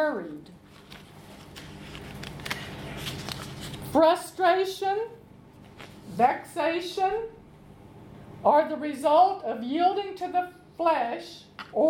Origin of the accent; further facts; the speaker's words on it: Arkansas, United States; they have a country home in Arkansas, where I'm from